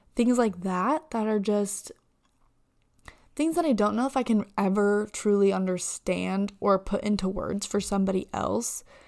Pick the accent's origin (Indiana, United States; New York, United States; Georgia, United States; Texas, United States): Indiana, United States; I'm from Indiana